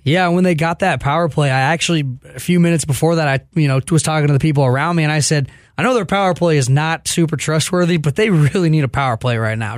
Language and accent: English; Dallas, Texas, United States; was born and raised in Dallas